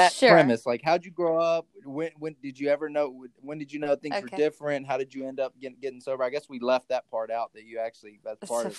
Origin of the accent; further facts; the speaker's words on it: Bryan, Texas, United States; I'm from Bryan, you're from College Station, and we would end up at a lot of the same parties.